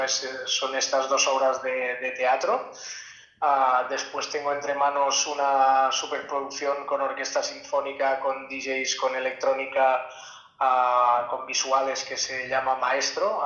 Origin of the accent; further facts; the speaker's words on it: Catalonia, Spain; en mi pueblo se pues había una copla, se tocaban muchas sardanas